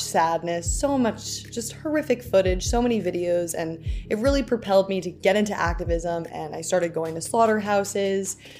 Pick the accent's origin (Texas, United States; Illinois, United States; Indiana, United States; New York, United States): New York, United States; New York City; I was born and raised in New York City.